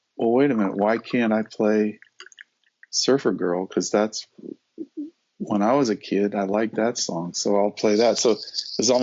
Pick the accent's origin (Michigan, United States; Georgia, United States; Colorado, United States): Colorado, United States; Denver; I grew up in Denver, Colorado, and I grew up during the 50s and the 60s.